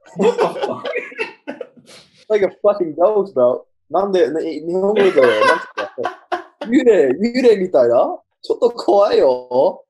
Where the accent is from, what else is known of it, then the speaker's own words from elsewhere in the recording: Australia; Japanese is a second language; オーストラリア人